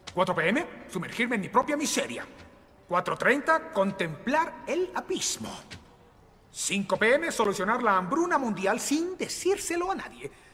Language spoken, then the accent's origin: Spanish; Costa Rica; qué orgullo ser tico